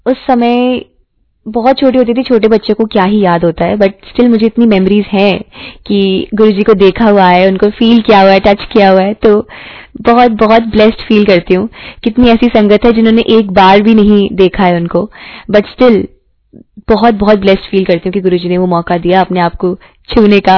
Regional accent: Jalandhar, Punjab, India; जब मैं जलंधर से हूं तो जलंधर मंदिर जब गई

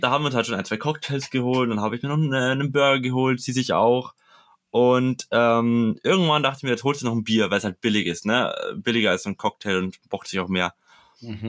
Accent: Bavaria, Germany; ich komme aus Bayern

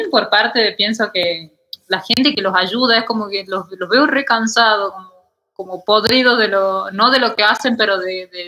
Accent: Tucumán, Argentina; born or raised there; moved away as an adult; now in Mexico

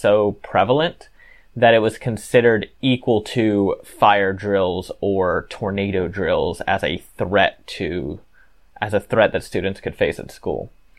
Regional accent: Texas, United States; here in Texas

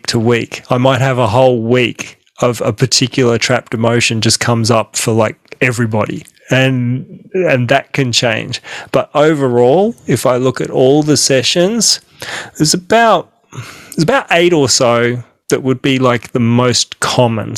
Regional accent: Australia; I'm an Aussie, I'm an Australian

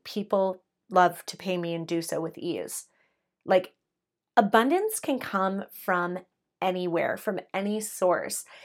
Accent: Canada; I'm Canadian

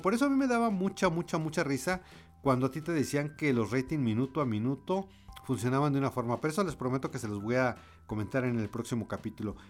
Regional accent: Mexico; como mexicanos

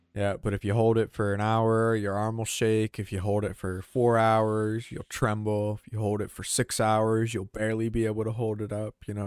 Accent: Georgia, United States; we both grew up in Georgia

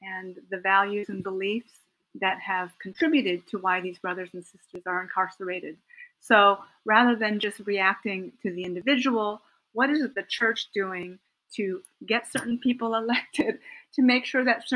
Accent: United States; a middle-class Japanese American who speaks English, even though my parents were incarcerated during World War II

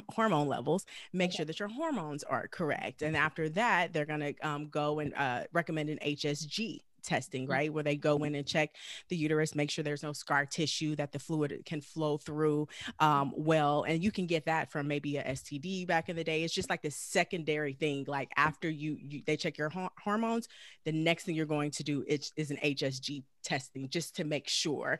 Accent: Galveston, Texas, United States; moved away as an adult; now in Los Angeles, United States; I'm originally from Galveston, Texas, and I moved to Los Angeles after graduating from college

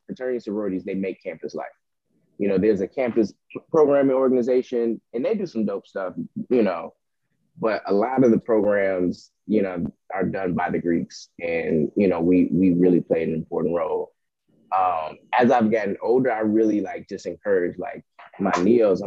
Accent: Bellwood, Illinois, United States; now in Aurora, United States; I was born in Bellwood

